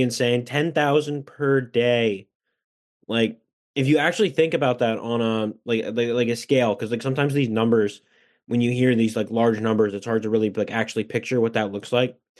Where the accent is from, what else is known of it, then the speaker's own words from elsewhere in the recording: Washington, United States; my home state of Washington, which has just under eight million people